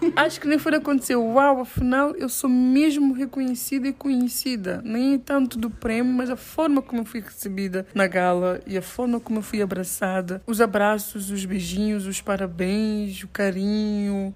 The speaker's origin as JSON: {"language": "Portuguese", "country": "São Tomé & Príncipe"}